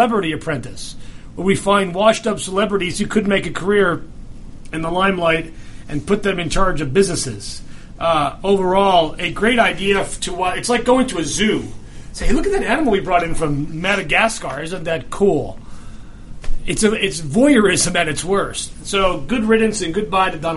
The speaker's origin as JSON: {"language": "English", "region": "New Jersey", "country": "United States", "said": "I'm from Jersey"}